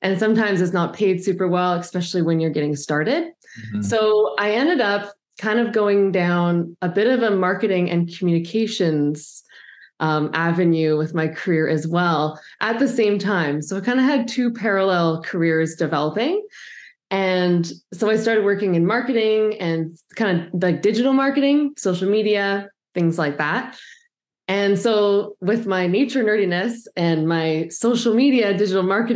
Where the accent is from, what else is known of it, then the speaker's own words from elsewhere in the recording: Vancouver Island, British Columbia, Canada; I grew up on Vancouver Island, and my parents were sailors and very outdoorsy.